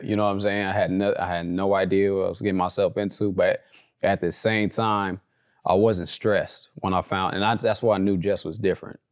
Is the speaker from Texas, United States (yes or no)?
no; Compton, California, United States; also born or lived in Orange County, California; I grew up in Compton, California. Uh, as I was getting older, we started moving to, like, the Orange County area.